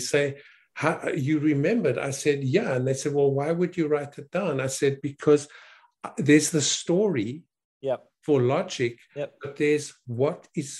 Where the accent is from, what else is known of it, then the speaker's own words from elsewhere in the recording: South Africa; also born or lived in Canada; I'm not American, I'm Canadian, South African and Canadian.